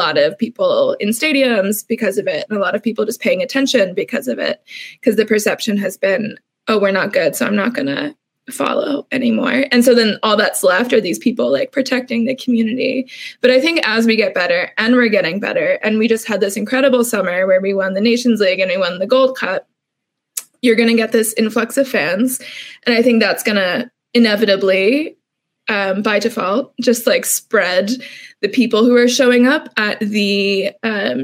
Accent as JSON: {"language": "English", "country": "United States", "said": "an American soccer fan"}